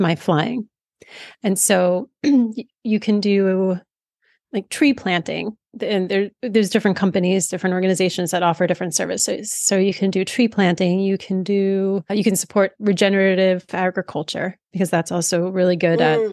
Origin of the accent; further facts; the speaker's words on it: outside of New York City, United States; I grew up outside of New York City.